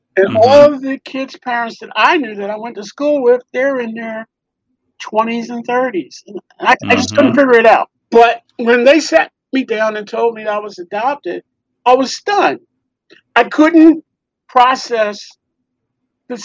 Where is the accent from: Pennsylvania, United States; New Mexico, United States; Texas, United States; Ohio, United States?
Pennsylvania, United States; Philadelphia; born or raised there; also born or lived in New York, United States